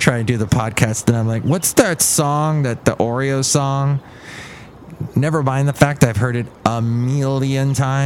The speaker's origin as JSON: {"language": "English", "region": "California", "country": "United States", "also_born_or_lived": "Alabama", "said": "I'm actually from California"}